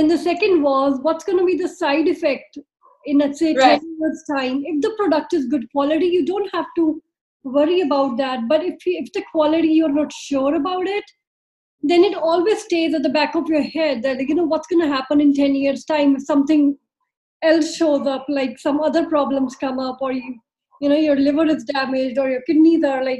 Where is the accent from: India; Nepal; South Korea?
India; moved away; also born or lived in New Zealand; we are from India